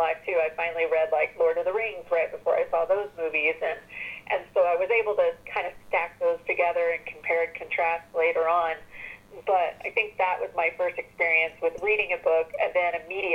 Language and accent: English; Arkansas, United States; I was growing up in Arkansas and wasn't really paying attention to that much pop culture at that time